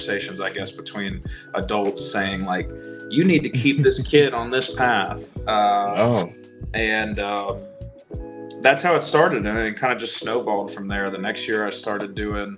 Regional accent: Virginia, United States; I grew up in Virginia. I live in Virginia now, but I grew up in Virginia

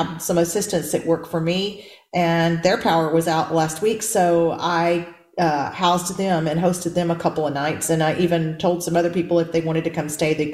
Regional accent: Texas, United States; I'm from Texas

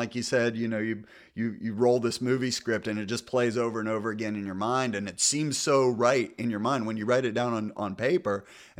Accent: United States; now in US South; So I'm from the North. I'm a converted Southerner. We used to call it pop growing up, and now I call it soda because everybody down here is calls it soda.

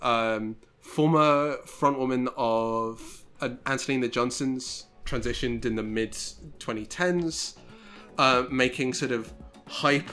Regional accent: United Kingdom; I am British

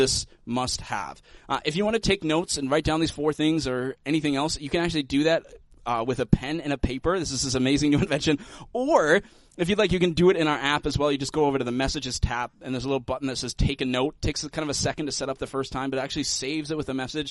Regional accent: United States; as Americans

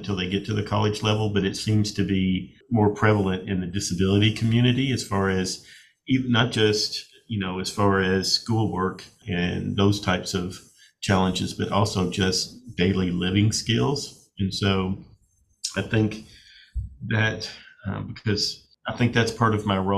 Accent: Bowling Green, Kentucky, United States; also born or lived in Lexington, Kentucky; I am from Bowling Green, Kentucky. I grew up here. We moved here when I was a little kid, when my father got a position at WKU. We moved from Lexington to Bowling Green. So I pretty much grew up here in the Bowling Green area

